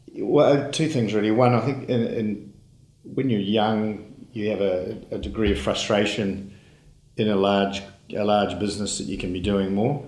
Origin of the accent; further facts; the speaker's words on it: Auckland, New Zealand; I was born in Auckland.